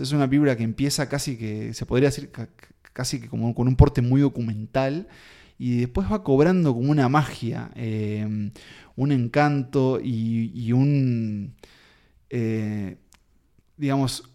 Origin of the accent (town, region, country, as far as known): Uruguay